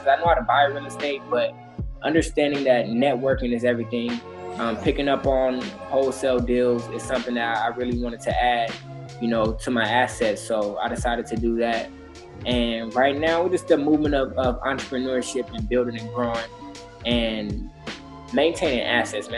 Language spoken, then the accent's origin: English; Inglewood, California, United States; also born or lived in Atlanta, Georgia / Phoenix, Arizona; I'm from Inglewood, California. born and raised here in Los Angeles